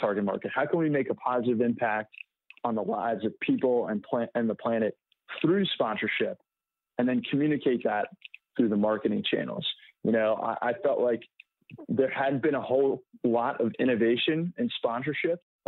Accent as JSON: {"language": "English", "town": "Washington", "region": "District of Columbia", "country": "United States", "said": "I'm from Washington, D.C."}